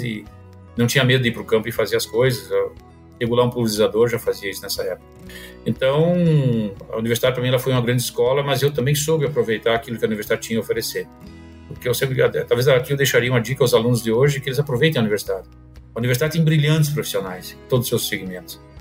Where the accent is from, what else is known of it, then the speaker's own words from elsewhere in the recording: Santa Maria, Rio Grande do Sul, Brazil; also born or lived in Itaqui, Rio Grande do Sul; Eu sou natural de Santa Maria, no Rio Grande do Sul, e morei praticamente de 64 a 1978 em Itaqui, divisa com a Argentina